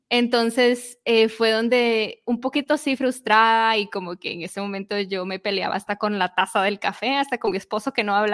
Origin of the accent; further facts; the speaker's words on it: Guatemala; ¿Qué es lo que sucedió? En 2018, el volcán explotó en mi país. Fue como a 10